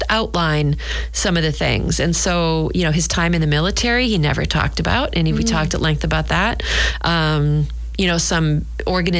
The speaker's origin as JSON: {"language": "English", "region": "New Hampshire", "country": "United States", "tie": "born or raised there", "moved": "yes", "lives_now": "Scituate, United States", "said": "I grew up in New Hampshire"}